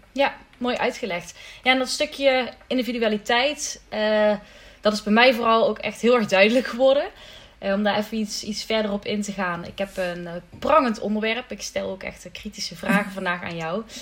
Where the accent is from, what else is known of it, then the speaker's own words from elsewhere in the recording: Limburg, Netherlands; ik ben een Limburgse dame